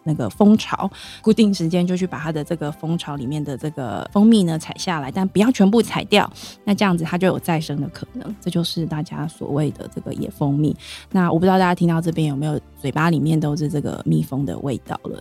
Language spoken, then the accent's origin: Chinese; Banqiao, New Taipei, Taiwan; moved away as an adult; now in Taitung, Taiwan; 我是土生土长的板桥人